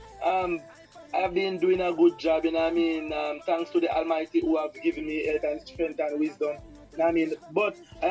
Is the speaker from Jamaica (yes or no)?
yes; Old Harbour, Saint Catherine, Jamaica; St. Catherine, you know what I mean? In a town called Old Harbor